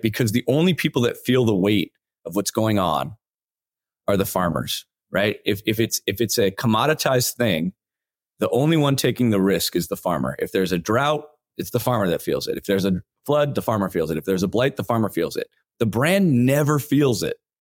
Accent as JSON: {"language": "English", "town": "Los Angeles", "region": "California", "country": "United States", "tie": "born or raised there", "said": "I grew up in Los Angeles."}